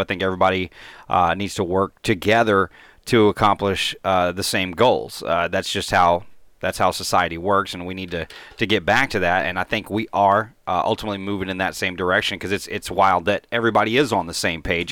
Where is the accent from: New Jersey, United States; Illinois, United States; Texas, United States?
Texas, United States; Mesquite; now in Forney, United States; I grew up in Mesquite